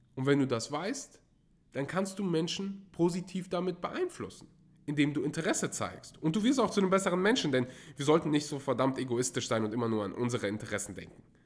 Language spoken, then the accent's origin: German; Germany; als Deutscher